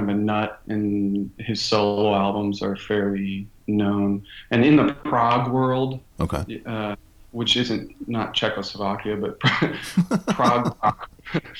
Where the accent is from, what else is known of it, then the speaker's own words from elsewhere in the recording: Connecticut, United States; I grew up in Connecticut in a pretty small town